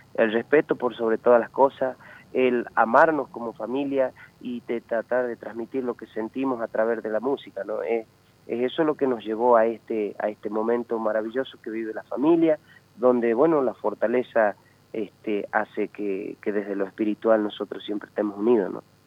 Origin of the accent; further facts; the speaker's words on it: La Merced, Argentina; Yo me he criado en una comunidad de etnia chorote, de pueblos originarios allá en la comunidad La Merced